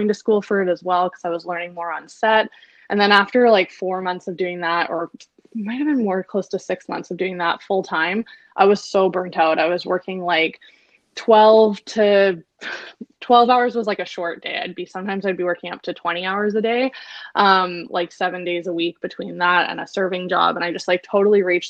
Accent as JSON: {"language": "English", "town": "Victoria", "region": "British Columbia", "country": "Canada", "tie": "born or raised there", "also_born_or_lived": "London", "moved": "as an adult", "lives_now": "Vancouver, Canada", "said": "I grew up in Victoria. We grew up in Victoria, went to high school together"}